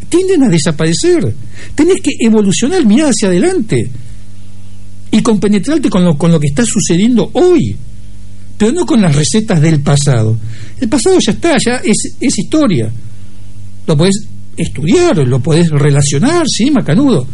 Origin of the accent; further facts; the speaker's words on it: Argentina; soy más argentino